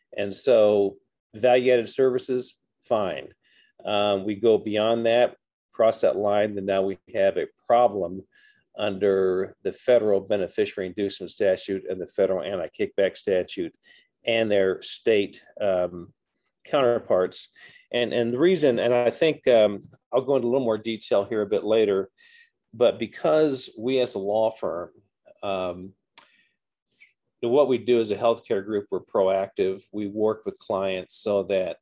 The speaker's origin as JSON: {"language": "English", "region": "Southern Indiana", "country": "United States", "tie": "born or raised there", "also_born_or_lived": "Iowa / Tulsa, Oklahoma", "moved": "as an adult", "lives_now": "Texas, United States", "said": "I'm a Hoosier. I grew up in Southern Indiana"}